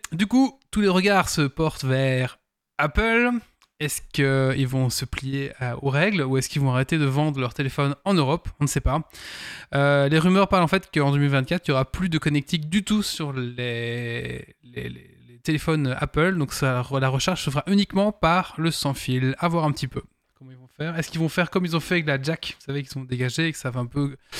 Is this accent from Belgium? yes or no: yes; Belgium; je suis belge